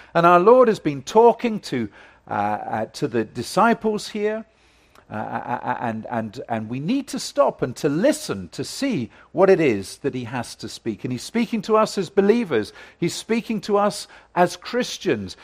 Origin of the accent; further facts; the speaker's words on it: United Kingdom; I come from Great Britain